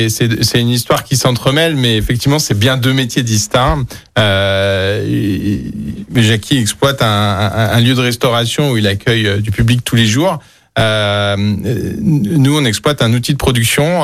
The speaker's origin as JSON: {"language": "French", "town": "Lyon", "region": "Auvergne-Rhône-Alpes", "country": "France", "tie": "born or raised there", "also_born_or_lived": "Vénissieux", "said": "je suis, un pur lyonnais. je, suis né à Vénitieux, j'ai grandi à Lyon."}